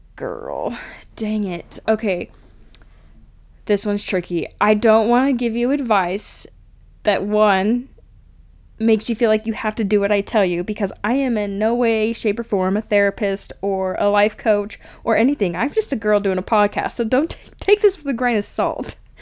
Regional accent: Cache Valley, Utah, United States; I grew up in Cache Valley area

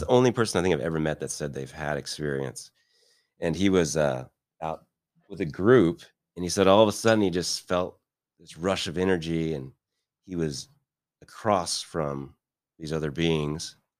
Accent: Midwest, United States; also born or lived in Beverly Hills, California; now in Kansas City, United States; I'm from the Midwest and Midwestern guy

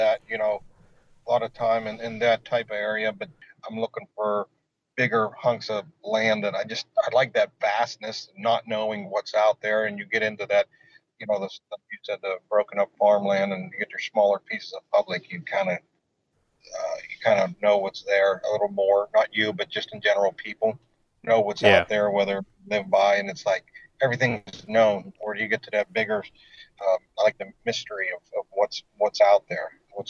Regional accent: Pittsburgh, Pennsylvania, United States; So yeah, I mean, I grew up hunting in around Pittsburgh.

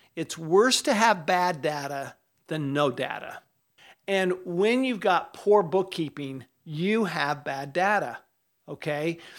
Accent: Utah, United States; I grew up in Utah

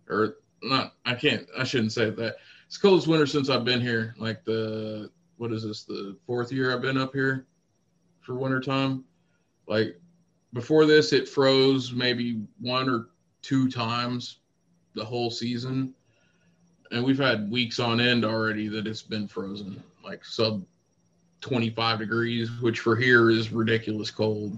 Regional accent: the Ozarks, United States; moved away as an adult; now in California, United States; I'm from the Ozarks

